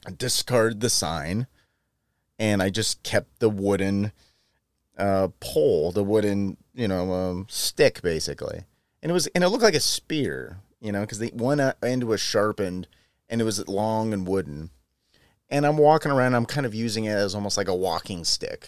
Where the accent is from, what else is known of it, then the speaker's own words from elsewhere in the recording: San Joaquin Valley, Central California, United States; moved away; my hometown, which is in Central California, in the San Joaquin Valley